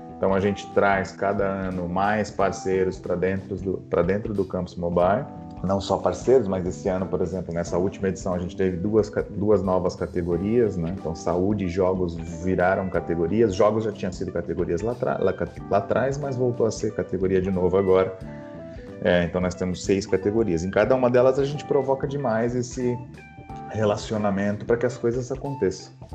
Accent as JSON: {"language": "Portuguese", "region": "São Paulo", "country": "Brazil", "tie": "born or raised there", "said": "Eu nasci no Capão Redondo, né? então, mais precisamente no Jardim Comercial, no Capão Redondo, no extremo sul da Zona Sul de São Paulo."}